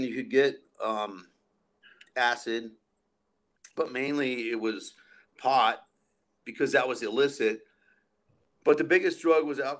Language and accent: English; Albuquerque, New Mexico, United States; me and some of my main friends growing up in Albuquerque, we were all in jail peeking on LSD one night